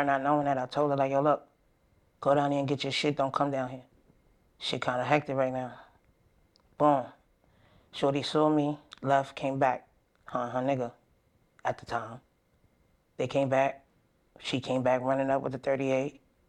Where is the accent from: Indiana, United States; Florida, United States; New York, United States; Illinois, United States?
New York, United States; Brooklyn; I'm from Brooklyn, Bed-Stuy.